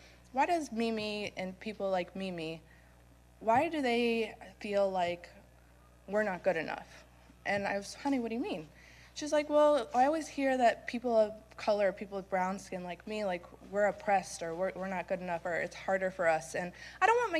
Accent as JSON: {"language": "English", "area": "Sarasota County", "region": "Florida", "country": "United States", "said": "I'm from Sarasota County"}